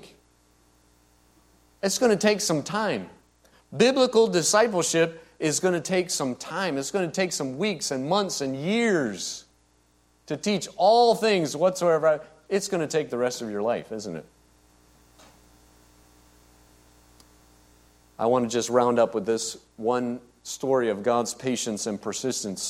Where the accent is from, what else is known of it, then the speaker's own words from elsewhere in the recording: United States; growing up in the United States